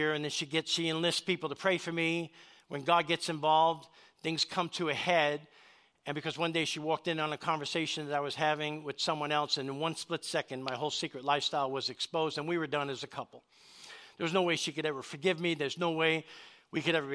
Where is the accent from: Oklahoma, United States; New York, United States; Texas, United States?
New York, United States; New York City; I grew up in East Harlem, New York City, right in the middle of Spanish and Black Harlem.